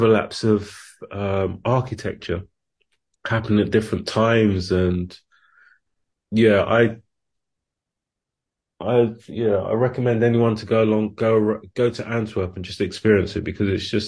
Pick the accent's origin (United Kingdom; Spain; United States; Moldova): United Kingdom; London; I grew up in London